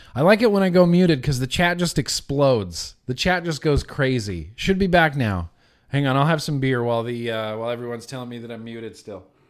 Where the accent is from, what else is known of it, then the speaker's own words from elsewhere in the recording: United States; as an American